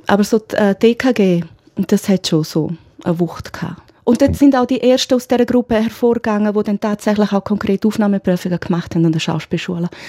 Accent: Graubünden, Switzerland; mich persönlich als Kind im Engadin ist Chalanda Marz ein Riesending, klar.

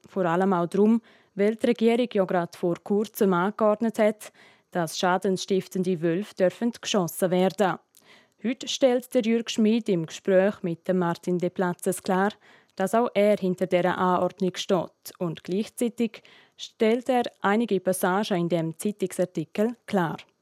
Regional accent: Graubünden, Switzerland; accent: Bündner Dialekt; Wir Bündnerinnen und Bündner

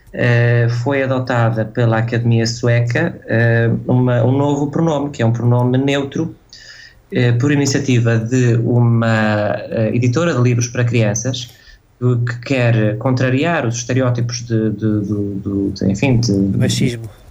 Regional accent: Guimarães, Braga, Portugal; moved away as an adult; now in Sweden; o Natal é para passar em Guimarães, que é de onde eu sou, é de lá que está a minha família

